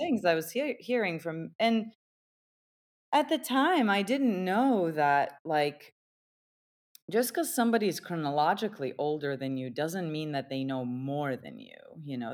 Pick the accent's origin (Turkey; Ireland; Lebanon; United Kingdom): Turkey; I was born and raised in Turkey